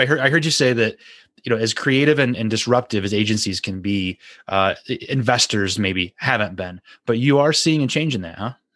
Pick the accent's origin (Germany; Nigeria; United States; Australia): United States; as an American